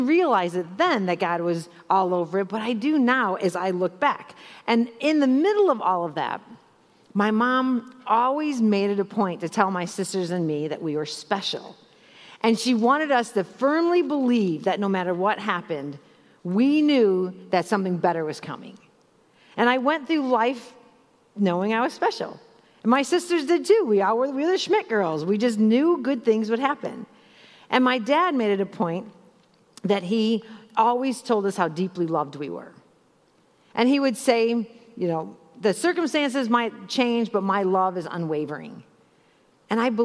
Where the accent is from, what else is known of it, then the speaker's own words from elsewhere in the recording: Chicago, Illinois, United States; So I grew up in Chicago